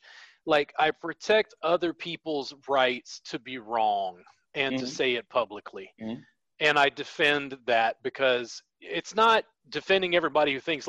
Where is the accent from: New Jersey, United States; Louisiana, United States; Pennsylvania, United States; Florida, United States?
Louisiana, United States; I grew up in Louisiana